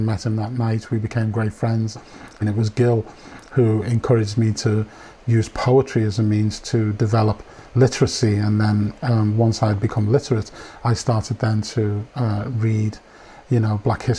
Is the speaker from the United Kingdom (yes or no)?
yes; Liverpool, North West England, United Kingdom; I was born in Liverpool in the 1960s.